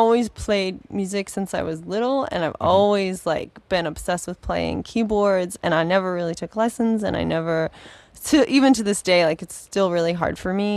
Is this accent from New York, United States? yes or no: yes; Brentwood, New York, United States; growing up on Long Island. I felt like such an outcast.